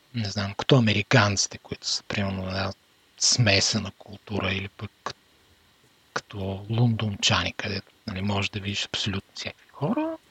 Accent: Bulgaria; moved away; от България

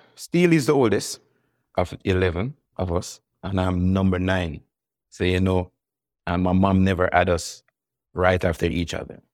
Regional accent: Kingston, Jamaica; it's a very vibrant, religious musical in era that I grew up

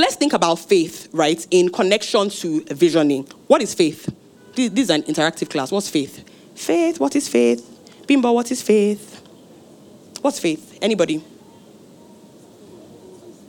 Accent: Osun, Nigeria; I'm from Osun State, from a village with very red sand.

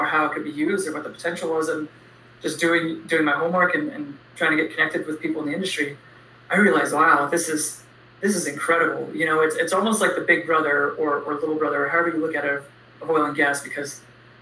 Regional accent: Pennsylvania, United States; I ended up going to school at Penn State University, which was about an hour and a half from my hometown.

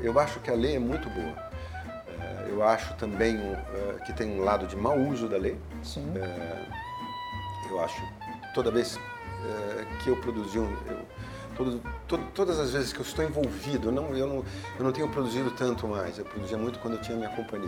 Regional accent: São Paulo, Brazil; eu sou paulistano, paulista da gema

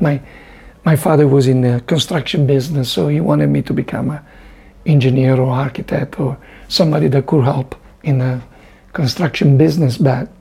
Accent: near the border of France, northern Italy, Italy; My parents lived in the north of Italy, near France, near the border of France

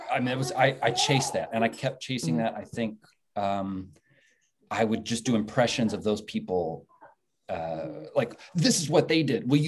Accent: Texas, United States; born there; also born or lived in Ohio; I was born in Texas.

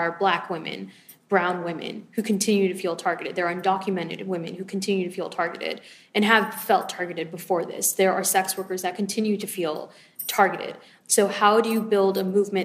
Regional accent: Los Angeles, California, United States; I'm from Los Angeles

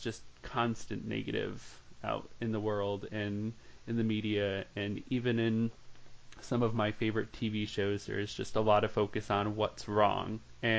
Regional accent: Massachusetts, United States; now in Virginia, United States; I'm from Massachusetts, but I am a nomad. I've lived all over the place

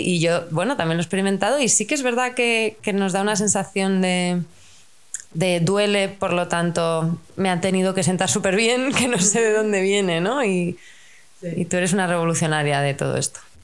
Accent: Spain; en nuestra cultura, si somos españoles

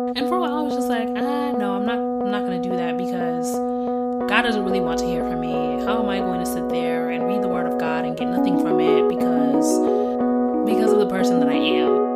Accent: Grand Rapids, Michigan, United States; also born or lived in Zimbabwe; I was born in Zimbabwe and I was raised in Grand Rapids, Michigan

